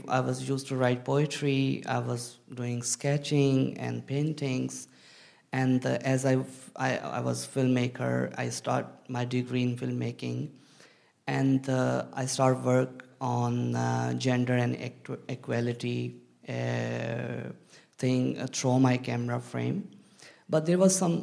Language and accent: English; Pakistan; moved away as an adult; now in United Kingdom; I'm from Pakistan